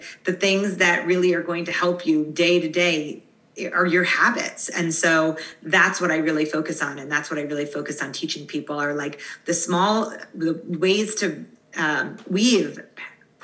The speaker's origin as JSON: {"language": "English", "area": "Long Island", "region": "New York", "country": "United States", "tie": "born or raised there", "said": "growing up, I grew up in Long Island, New York"}